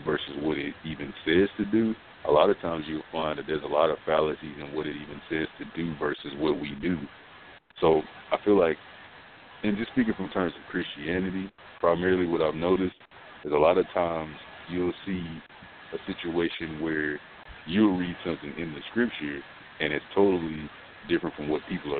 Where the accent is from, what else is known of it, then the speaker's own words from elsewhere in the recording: the South, United States; being African-American and growing up in the South